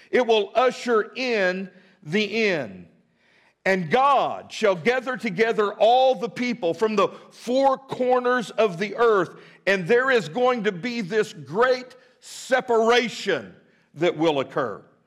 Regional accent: Midland, Texas, United States; now in Fort Smith, United States; I grew up in Midland, Texas, always wanted to be a cowboy

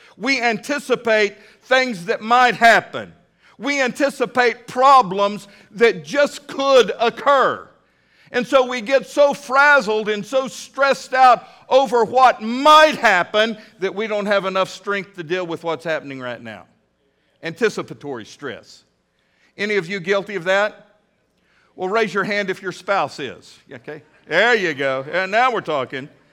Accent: Midland, Texas, United States; now in Fort Smith, United States; a little boy growing up in Midland, Texas

